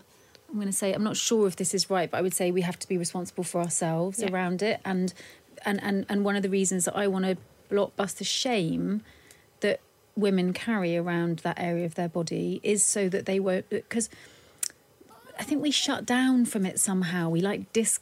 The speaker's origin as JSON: {"language": "English", "country": "United Kingdom", "said": "being British."}